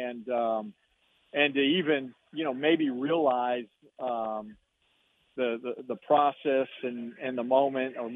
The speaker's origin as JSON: {"language": "English", "town": "Tucson", "region": "Arizona", "country": "United States", "tie": "born or raised there", "moved": "yes", "said": "Tucson's my hometown. My mom and dad, you know, still live there"}